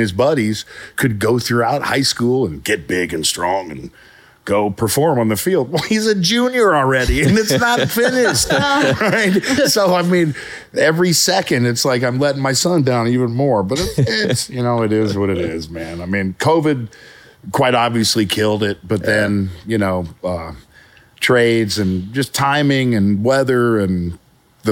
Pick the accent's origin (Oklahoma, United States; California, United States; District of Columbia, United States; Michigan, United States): Oklahoma, United States; now in Texas, United States; I grew up in Oklahoma